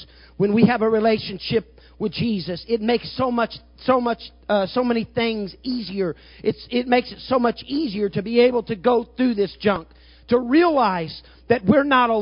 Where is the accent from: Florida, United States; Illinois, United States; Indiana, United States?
Illinois, United States; Southern; I'm from Southern Illinois, and I'm kind of a redneck